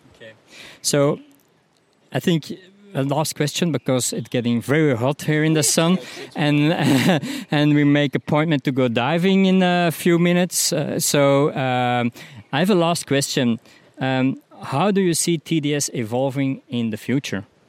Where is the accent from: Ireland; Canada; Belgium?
Belgium; I'm from Belgium